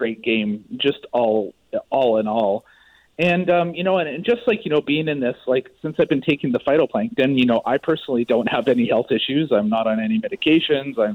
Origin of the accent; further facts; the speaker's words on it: Maple Ridge, British Columbia, Canada; I grew up in Maple Ridge